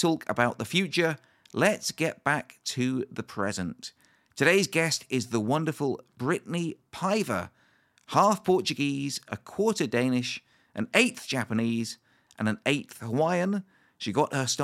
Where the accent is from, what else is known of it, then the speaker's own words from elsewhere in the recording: Bournemouth, South West England, United Kingdom; moved away; Bournemouth, my hometown